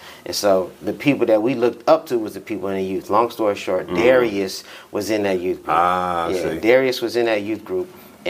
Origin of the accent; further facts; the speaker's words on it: Dallas, Texas, United States; also born or lived in Midland, Texas; now in Tulsa, United States; I'm originally from Midland, Texas. But then when I was 2, we moved to Tulsa, Oklahoma. Moved to Tulsa, Oklahoma, and I lived here till I was about 7. Then we moved to Dallas.